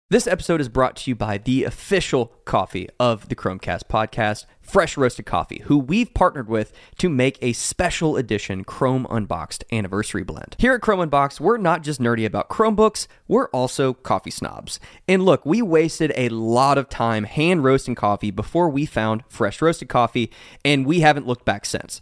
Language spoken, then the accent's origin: English; Kentucky, United States; I'm from Kentucky